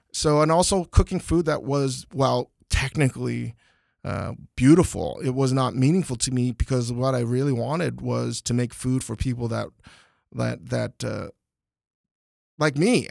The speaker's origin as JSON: {"language": "English", "region": "Northern Virginia", "country": "United States", "tie": "born or raised there", "moved": "as an adult", "lives_now": "Los Angeles, United States", "said": "growing up in Northern Virginia"}